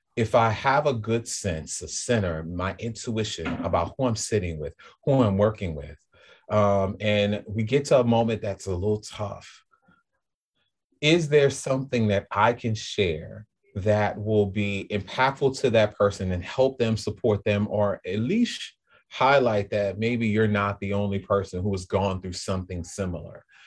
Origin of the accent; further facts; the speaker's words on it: New Orleans, Louisiana, United States; moved away as an adult; also born or lived in Greater Boston area; now in Boston, United States; I'm from New Orleans, so I'm a New Orleanian